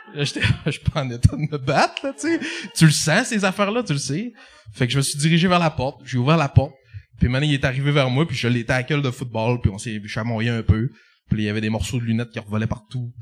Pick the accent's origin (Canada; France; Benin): Canada; Jonquière, Quebec; je viens, je viens de Jonquin